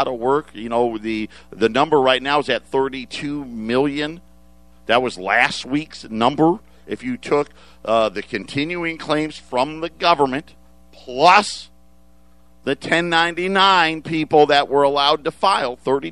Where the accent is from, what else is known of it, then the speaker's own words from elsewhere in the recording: Syracuse, New York, United States; I'm a upstate New York guy. Okay, I was born and raised in Syracuse